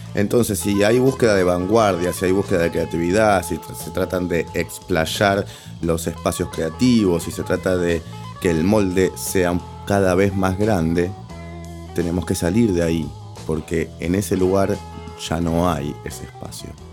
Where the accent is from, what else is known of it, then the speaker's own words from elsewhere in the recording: Buenos Aires, Argentina; Si vos naciste en Capital Federal en la década de los 70, casi 80 como yo